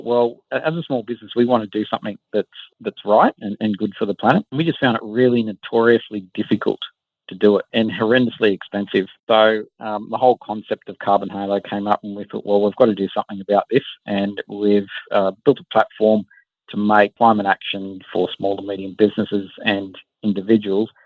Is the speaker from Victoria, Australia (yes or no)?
no; Wollongong, New South Wales, Australia; So we grew up in Wollongong, my co-founder